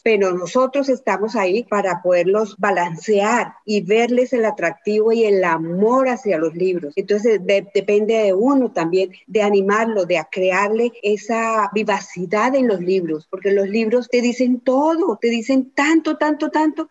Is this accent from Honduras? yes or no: no; Colombia; Soy colombiana